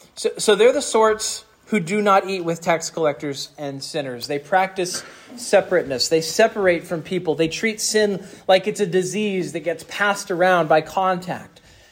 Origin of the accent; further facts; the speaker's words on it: Mississippi, United States; And I thought that I came from Mississippi.